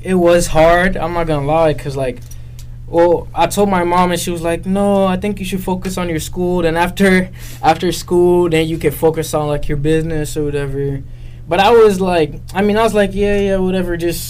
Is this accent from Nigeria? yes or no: yes; Nigeria; moved away; also born or lived in Dublin, Ireland; Born in Dublin. I grew up in Nigeria, as you all know.